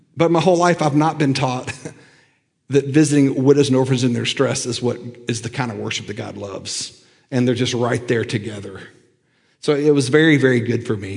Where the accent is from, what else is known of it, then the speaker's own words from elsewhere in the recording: Lookout Mountain, Tennessee, United States; I grew up on Lookout Mountain